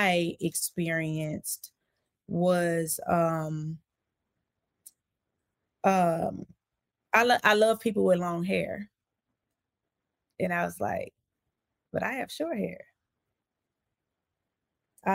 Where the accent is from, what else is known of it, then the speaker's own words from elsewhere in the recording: Hope, Arkansas, United States; also born or lived in Texarkana, Texas; now in Florida, United States; So I am a native of Arkansas. I'm from Hope, Arkansas.